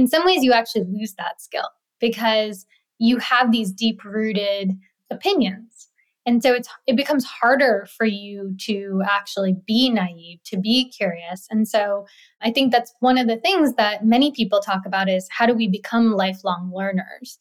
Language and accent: English; New York City, New York, United States; also born or lived in India; living in India and then growing up in New York City